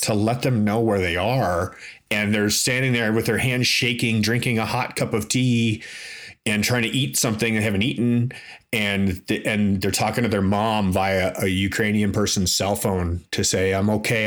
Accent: Toronto, Ontario, Canada; I grew up in Toronto, in Canada

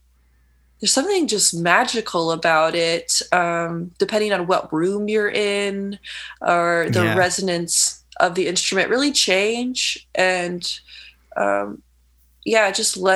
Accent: Lafayette, Indiana, United States; moved away as an adult; also born or lived in Bloomington, Indiana; now in Chicago, United States; I grew up in Lafayette, Indiana, and moved to Bloomington when I was around 20. And then after graduating, came to Chicago in 2012

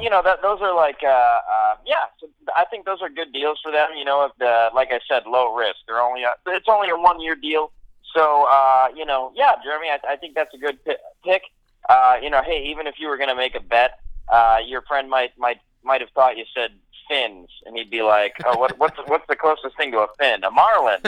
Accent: Milwaukee, Wisconsin, United States; my hometown sports teams, uh, and especially the Brewers

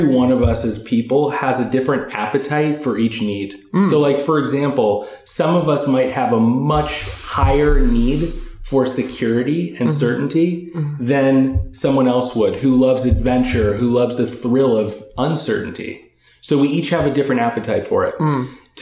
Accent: Los Angeles, California, United States; also born or lived in Eugene, Oregon; I was born and raised in LA.

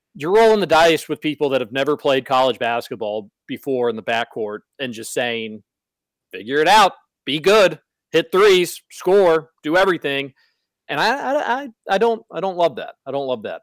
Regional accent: Louisville, Kentucky, United States; growing up in the Highlands

